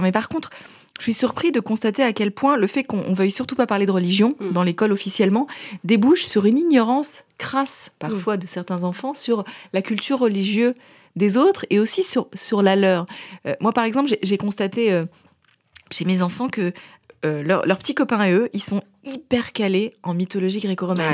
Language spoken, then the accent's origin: French; Paris, Île-de-France, France; je suis parisienne, euh, mère de famille